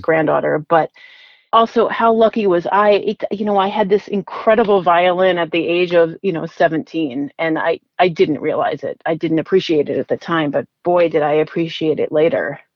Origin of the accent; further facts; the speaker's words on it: Rhode Island, United States; I grew up in Rhode Island, um, so the smallest state in the union